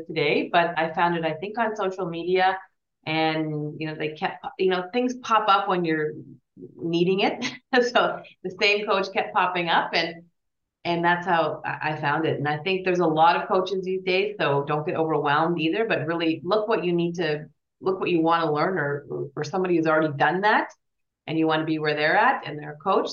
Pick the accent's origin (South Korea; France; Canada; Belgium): Canada; also born or lived in Switzerland; we're both Canadian